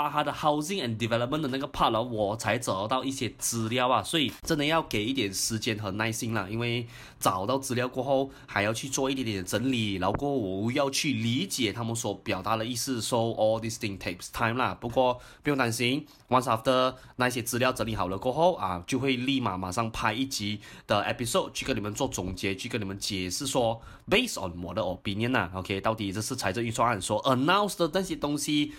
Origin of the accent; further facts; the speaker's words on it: Singapore; 我作为一个新加坡人啊，as foreigner 来讲的话啦，我也可以买的哦